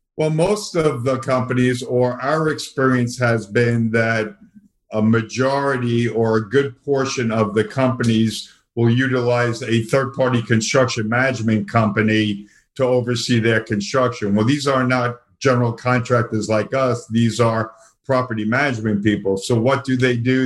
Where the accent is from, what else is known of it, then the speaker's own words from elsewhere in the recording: New York City, New York, United States; accent: Brooklyn; moved away as an adult; also born or lived in Boston; now in Florida, United States; I still cannot lose my uh, Brooklyn accent. I was originally born and raised in the uh, New York City area, uh, born in Brooklyn, subsequently moved to uh, Queens